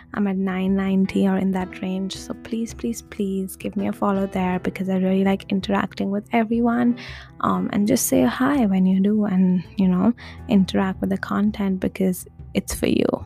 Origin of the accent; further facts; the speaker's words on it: India; moved away; I come from India